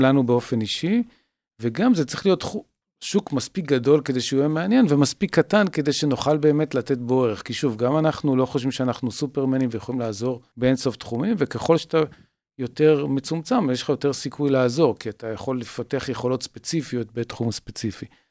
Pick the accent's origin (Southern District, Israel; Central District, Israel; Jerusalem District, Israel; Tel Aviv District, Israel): Tel Aviv District, Israel; Tel Aviv; אני במקור תל אביבי